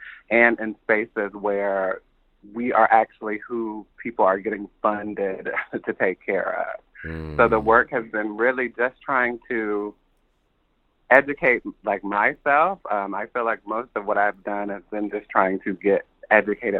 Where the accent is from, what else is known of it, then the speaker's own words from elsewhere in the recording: Columbus, Ohio, United States; I grew up in Columbus, Ohio